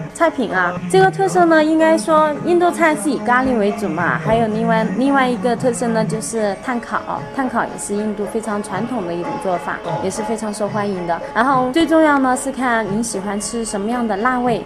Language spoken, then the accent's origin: Chinese; China; 不像我们中国人